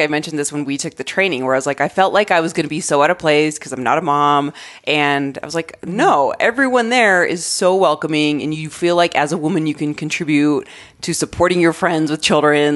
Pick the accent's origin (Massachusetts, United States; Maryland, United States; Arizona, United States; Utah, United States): Arizona, United States; also born or lived in Colorado; now in Denver, United States; I grew up in Arizona